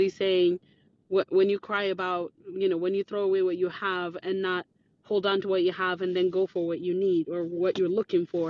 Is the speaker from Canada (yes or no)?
no; Ethiopia; English is a second language; now in United States; I live in the United States, but I'm originally from Ethiopia.